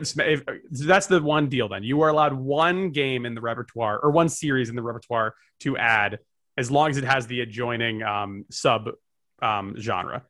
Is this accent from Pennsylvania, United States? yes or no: no; New Jersey, United States; I'm from Jersey